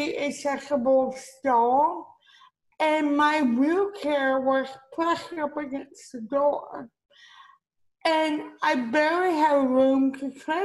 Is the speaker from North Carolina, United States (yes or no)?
no; Miami, Florida, United States; also born or lived in Beirut, Lebanon; I was born in Beirut, Lebanon. I was adopted at 10 months old. I grew up in Miami